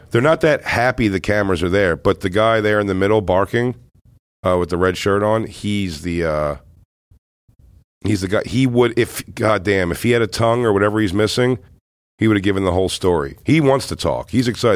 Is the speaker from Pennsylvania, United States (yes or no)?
yes; Philadelphia, Pennsylvania, United States; I'm from Philly